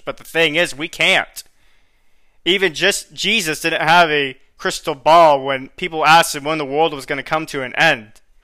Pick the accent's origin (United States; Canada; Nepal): United States; Florida; moved away as an adult; now in San Antonio, United States; a school that I got accepted in Florida is more or less within the same area or region of my hometown